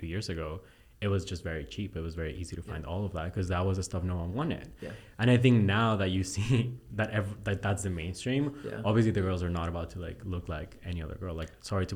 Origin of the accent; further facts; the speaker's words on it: Bolivia; moved away; my dad lives in Bolivia. Like, I'm from Bolivia. So, mm-hmm. my dad still lives back home.